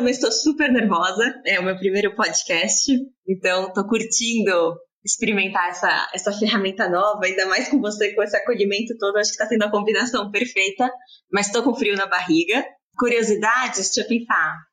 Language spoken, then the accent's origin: Portuguese; São Paulo, Brazil; nasci e cresci em São Paulo